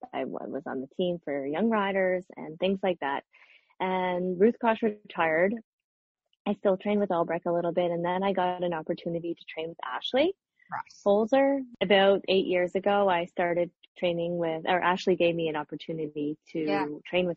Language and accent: English; Nova Scotia, Canada; also born or lived in Ottawa / New York; now in Montreal, Canada; I grew up in Nova Scotia and I was living in Ottawa for a long time